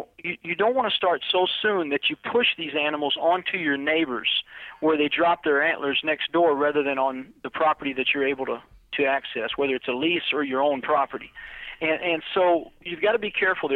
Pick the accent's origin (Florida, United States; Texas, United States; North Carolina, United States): Florida, United States; moved away; I'm originally from Florida